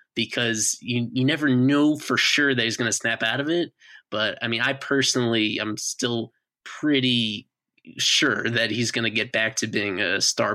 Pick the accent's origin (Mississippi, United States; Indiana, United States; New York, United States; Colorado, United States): New York, United States; I grew up in New York.